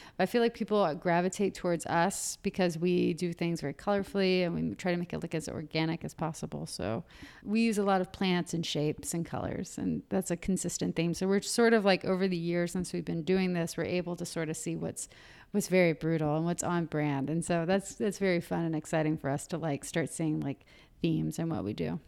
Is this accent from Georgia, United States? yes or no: yes; Marietta, Georgia, United States; moved away as an adult; also born or lived in Athens, Georgia; now in Atlanta, United States; I'm from Marietta, I'm from the burbs.